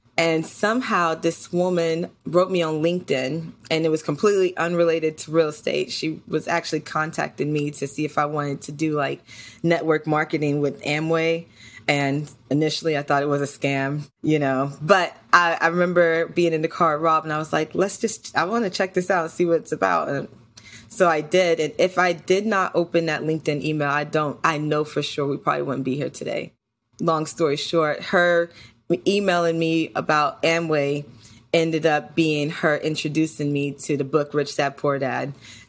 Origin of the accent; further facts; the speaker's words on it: New York, United States; So interesting story. So I originally, we're from New York, and I originally was working in loss prevention.